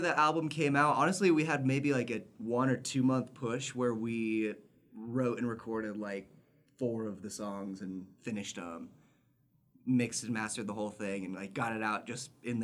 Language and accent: English; Spokane, Washington, United States; moved away as an adult; now in Salt Lake City, United States; I'm from Spokane, Washington, so a smaller city than here